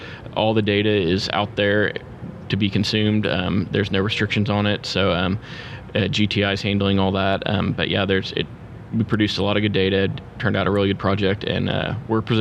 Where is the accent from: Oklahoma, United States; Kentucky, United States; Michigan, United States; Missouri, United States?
Oklahoma, United States; Oklahoma City; I grew up in Oklahoma City my whole life